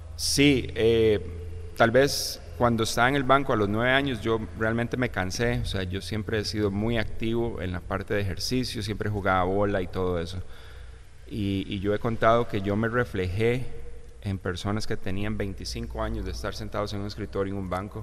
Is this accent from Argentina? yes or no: no; Hatillo, San José, Costa Rica; moved away as an adult; now in United States; viví aquí prácticamente 33, 34 años en Costa Rica. Eh, soy de Atillo, ahí me crié, ahí crecí